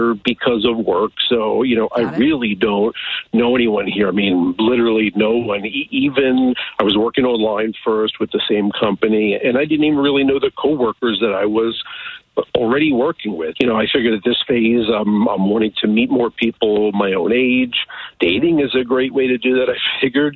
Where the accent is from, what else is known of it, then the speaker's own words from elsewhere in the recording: United States; moved away as an adult; Just outside Kansas City